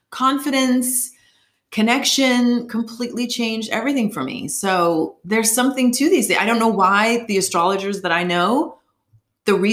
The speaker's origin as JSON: {"language": "English", "region": "Northeast", "country": "United States", "tie": "born or raised there", "said": "how I grew up and where I grew up in the Northeast um, and other places are not really valued."}